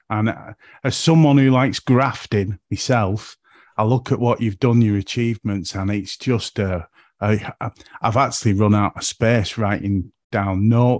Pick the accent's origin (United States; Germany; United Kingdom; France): United Kingdom; St Helens, North West England; accent: yicker; also born or lived in Haydock; he's on my stomping ground. I'm from St. Helens.